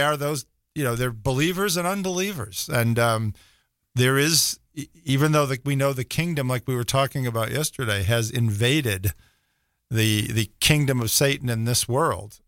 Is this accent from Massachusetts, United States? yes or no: yes; Rockport, Massachusetts, United States; moved away; I grew up in a little town called Rockport, north of Boston.